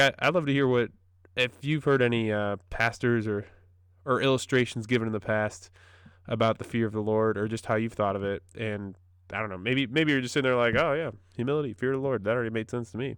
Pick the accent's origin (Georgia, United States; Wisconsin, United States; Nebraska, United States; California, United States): Wisconsin, United States; moved away as an adult; also born or lived in Wheaton, Illinois / North Carolina; I'm from Wisconsin, uh, up, dear, up in the north